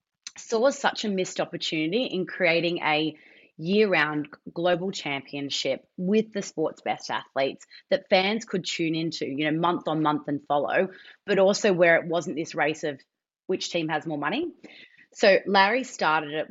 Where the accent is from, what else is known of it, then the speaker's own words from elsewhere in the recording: Australia; as an Australian